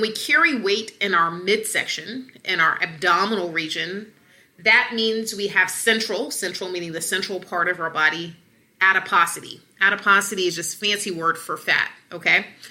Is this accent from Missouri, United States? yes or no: no; Atlanta, Georgia, United States; And I'm from the South. I'm from Atlanta